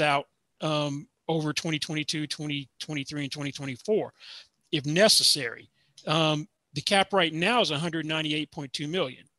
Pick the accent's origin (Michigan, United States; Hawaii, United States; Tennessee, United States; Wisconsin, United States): Tennessee, United States; Nashville; also born or lived in Atlanta, Georgia; now in Las Vegas, United States; growing up in Nashville, we actually had to have snow before high school got canceled.